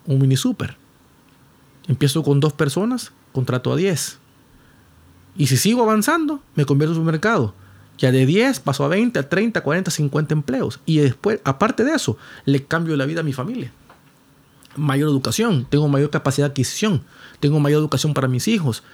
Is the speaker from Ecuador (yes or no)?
no; Honduras